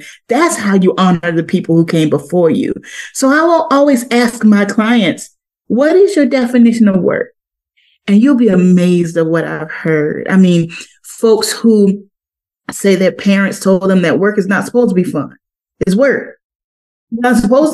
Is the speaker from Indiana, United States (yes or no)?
no; Crocketville, South Carolina, United States; moved away; I am from Crockettville, South Carolina